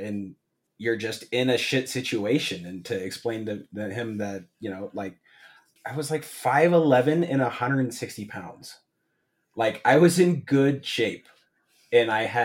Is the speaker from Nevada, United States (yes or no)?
yes; Incline Village, Nevada, United States; growing up in Tahoe and especially Incline